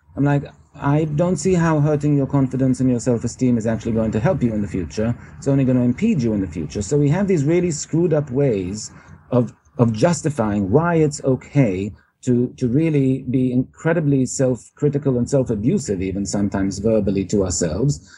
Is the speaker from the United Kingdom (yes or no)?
yes; England, United Kingdom; now in New York, United States; I uh, was born in England originally.